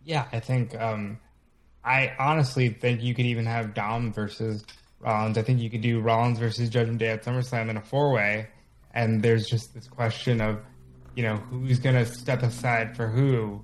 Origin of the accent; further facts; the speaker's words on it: New York, United States; as a New Yorker myself